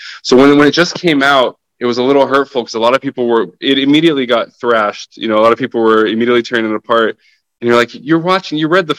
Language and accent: English; Ukraine; first language Russian; English is a second language; I'm half Russian, half Ukrainian. Mm-hmm. So I was born in Ukraine and my dad is Ukrainian and my mom is Russian, though we lived in Ukraine, you know?